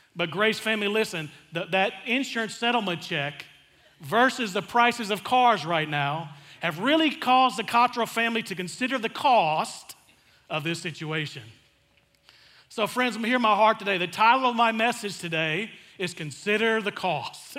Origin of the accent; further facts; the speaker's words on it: El Dorado, Arkansas, United States; I grew up in South Arkansas in a small town called El Dorado, Arkansas